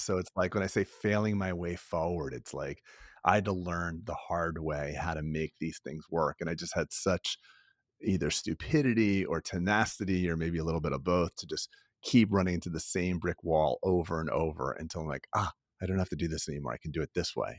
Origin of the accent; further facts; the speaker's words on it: Florida, United States; I grew up in Florida